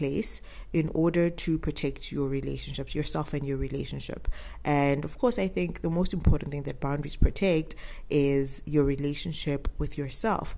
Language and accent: English; South Africa; I am South African